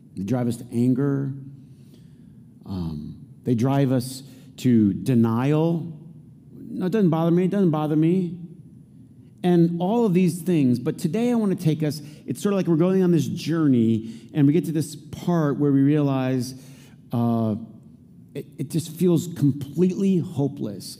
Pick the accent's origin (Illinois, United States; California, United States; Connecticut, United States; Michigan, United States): Michigan, United States; Flint; growing up in Flint